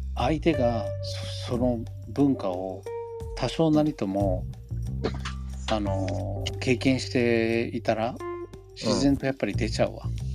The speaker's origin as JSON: {"language": "Japanese", "country": "United States", "second_language": "Japanese", "moved": "yes", "lives_now": "Japan", "said": "自分がアメリカ人だって忘れてんだなって思う"}